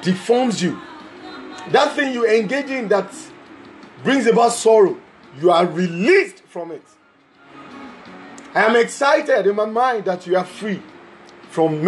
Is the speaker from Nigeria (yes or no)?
yes; Lagos, Nigeria; from Lagos, West Africa.